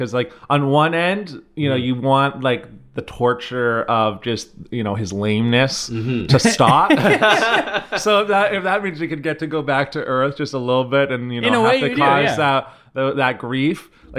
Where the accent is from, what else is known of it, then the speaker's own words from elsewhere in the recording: Tawas, Michigan, United States; I remember when Tim Hortons came to like the town I grew up in. I grew up in Tawas, and I remember when that came to town.